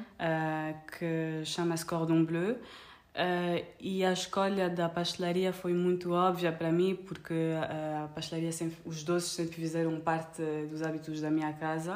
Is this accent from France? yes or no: yes; Paris, Île-de-France, France; Portuguese is a second language; also born or lived in Luanda, Angola; now in Portugal; sou francesa e angolana, cresci entre Paris e Luanda